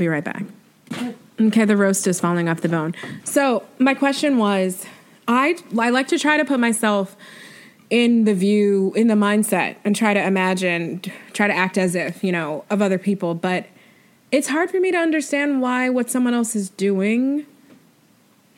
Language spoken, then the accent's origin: English; New York, United States; me being from New York State, but then, like, being a New Yorker for, like, 10 years.